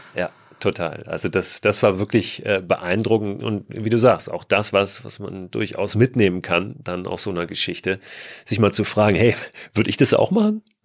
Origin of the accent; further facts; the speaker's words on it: Germany; wir sind Deutsche